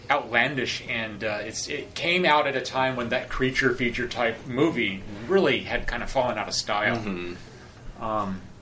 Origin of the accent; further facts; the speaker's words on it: Point Arena, California, United States; moved away; I lived in this, this, small town, Point Arena